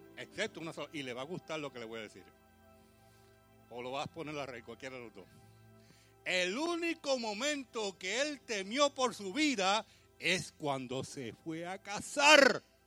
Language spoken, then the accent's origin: Spanish; New York, United States; nací en Brooklyn, me crié en Brooklyn